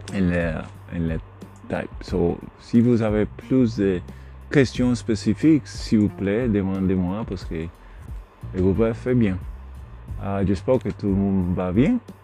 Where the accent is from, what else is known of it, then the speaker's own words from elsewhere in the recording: Puerto Rico; French is a second language; yo soy de Puerto Rico, yo soy nean en, en, gran en Puerto Rico